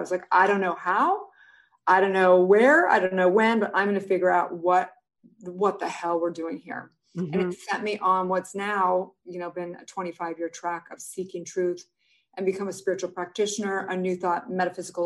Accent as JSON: {"language": "English", "town": "Santa Barbara", "region": "California", "country": "United States", "tie": "born or raised there", "also_born_or_lived": "Utah", "moved": "as an adult", "said": "I grew up in Santa Barbara."}